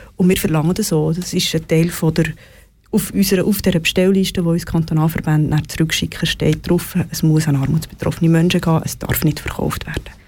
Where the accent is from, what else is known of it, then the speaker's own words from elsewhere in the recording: Switzerland; wir als Schweizer Bevölkerung